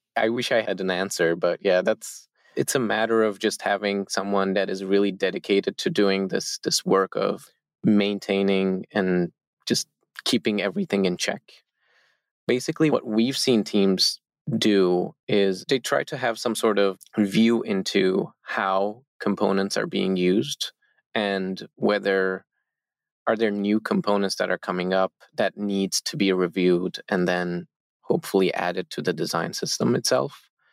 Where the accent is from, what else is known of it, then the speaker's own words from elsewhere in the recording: Turkey; we, all four founders of Zeppelin, we are all from Turkey.